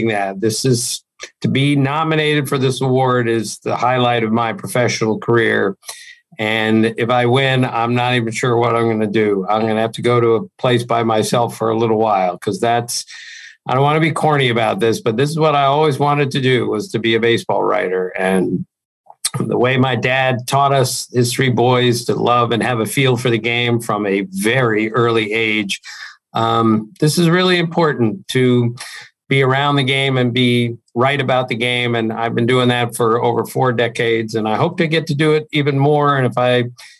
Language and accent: English; Walter Johnson High School, Maryland, United States; I went to Walter Johnson High School.